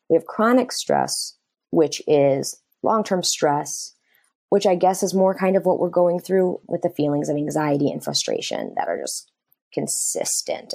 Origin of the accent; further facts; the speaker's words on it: Michigan, United States; I grew up and I'm from Michigan